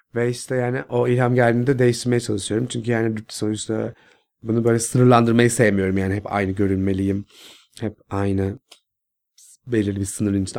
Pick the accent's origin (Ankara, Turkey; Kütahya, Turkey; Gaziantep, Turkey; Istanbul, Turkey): Istanbul, Turkey; Nurtepe'de büyüdüm. İstanbul, Kağıthane, Nurtepe'de